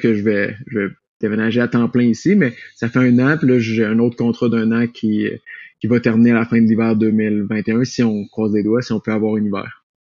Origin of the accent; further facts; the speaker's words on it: Quebec City, Quebec, Canada; moved away as an adult; now in Colorado, United States; je viens de Québec